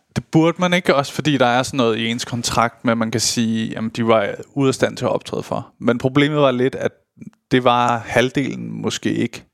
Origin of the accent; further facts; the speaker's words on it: Køge, Zealand, Denmark; jeg er jo fra Køge